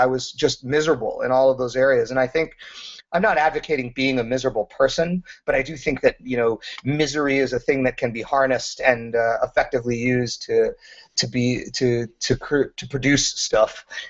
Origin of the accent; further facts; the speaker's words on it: Wisconsin, United States; when you're a nerdy kid growing up in Wisconsin and making a D&D module, you make these elaborate mazes and you think they're really, really cool.